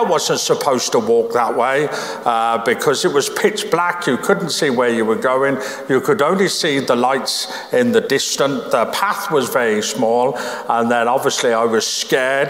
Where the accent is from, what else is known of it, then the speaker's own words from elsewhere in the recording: Birmingham, West Midlands, United Kingdom; Where I grew up in Birmingham